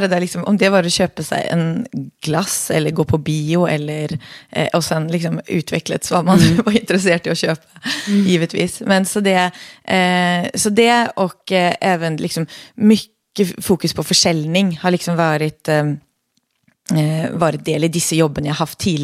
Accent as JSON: {"language": "Swedish", "region": "Oslo", "country": "Norway", "tie": "born or raised there", "accent": "Norwegian-sounding dialect", "second_language": "Swedish", "moved": "yes", "lives_now": "Sweden", "said": "jag är då född och uppväxt i Oslo i Norge"}